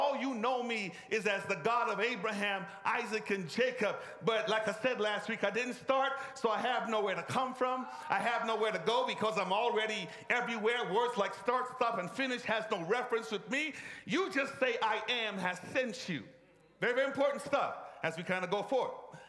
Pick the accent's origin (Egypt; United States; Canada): Egypt; I grew up in Egypt. And Egypt is not a monotheistic nation.